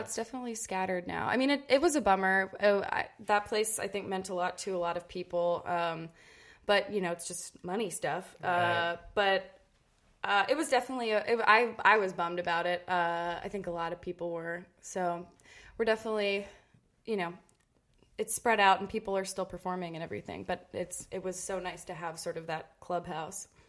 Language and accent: English; Cincinnati, Ohio, United States; Growing up in Cincinnati was awesome. Uh, I was born and raised there, lived there till I went uh, to college